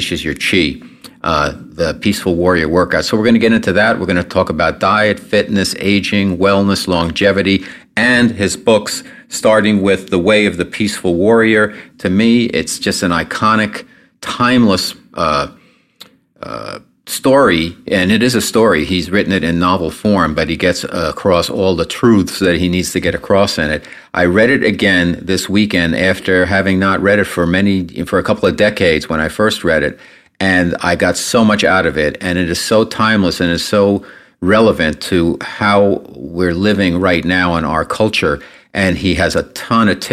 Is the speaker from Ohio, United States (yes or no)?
no; New York, United States; moved away as an adult; now in Southern California, United States; I am a New Yorker living. I just moved to California, Southern California